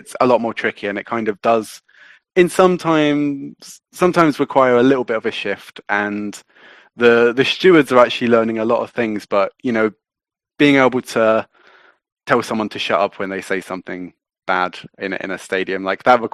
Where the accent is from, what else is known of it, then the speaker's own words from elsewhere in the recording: London, United Kingdom; I'm not from Sheffield. I'm actually from London. And I grew up just around the corner from the bowling ground